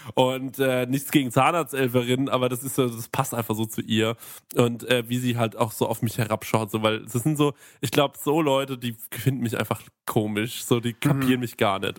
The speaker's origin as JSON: {"language": "German", "town": "Aschaffenburg", "region": "Bavaria", "country": "Germany", "said": "bei uns in Aschaffenburg"}